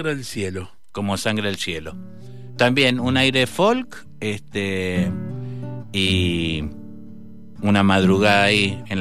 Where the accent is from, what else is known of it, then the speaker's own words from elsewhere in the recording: Guayaquil, Guayas, Ecuador; born there; yo tendría que haber nacido en Valentín Alcina, nací en Guayaquil por una gira de mis viejos pero mi vieja porteña